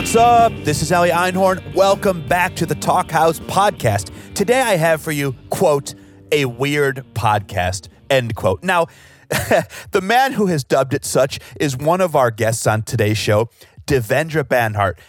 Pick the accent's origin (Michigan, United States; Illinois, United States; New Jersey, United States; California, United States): Illinois, United States; Chicago; growing up in Chicago